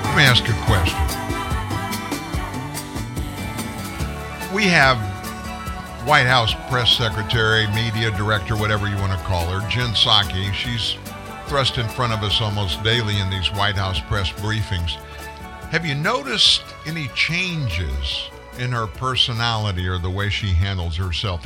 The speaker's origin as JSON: {"language": "English", "country": "United States", "said": "I'm an American man."}